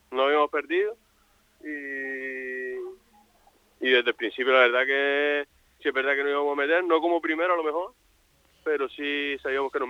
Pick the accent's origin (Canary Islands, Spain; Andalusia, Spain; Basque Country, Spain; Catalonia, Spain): Canary Islands, Spain; La Palma; Yo vine de La Palma aquí para jugar en el Sotavento